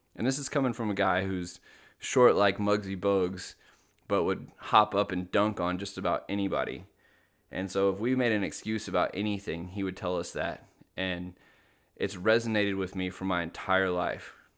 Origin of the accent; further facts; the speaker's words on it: Little Rock, Arkansas, United States; I grew up in Little Rock, Arkansas